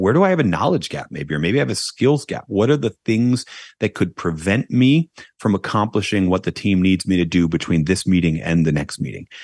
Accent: United States; I'm an American

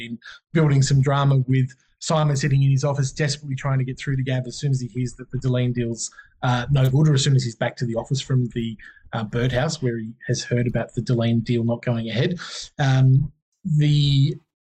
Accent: Wagga Wagga, New South Wales, Australia; coming from Wagga

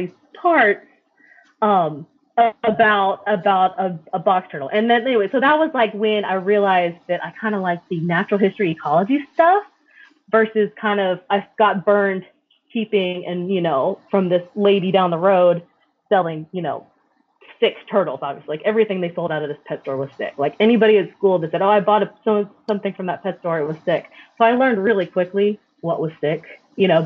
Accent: Arlington, Texas, United States; I'm from Arlington

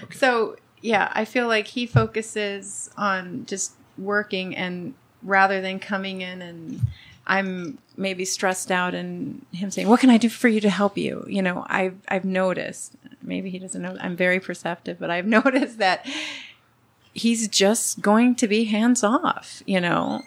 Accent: Los Angeles, California, United States; first language Spanish; English is a second language; I grew up in Southern California. I was born in LA.

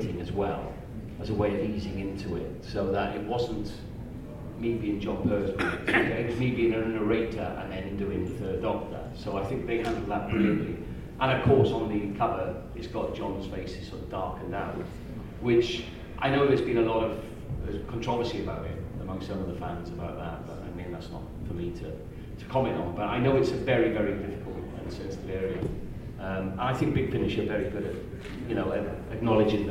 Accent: United Kingdom; As a British person

